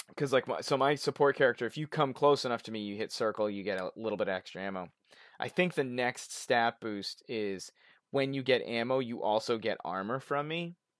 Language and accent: English; Boston, Massachusetts, United States; I'm from Boston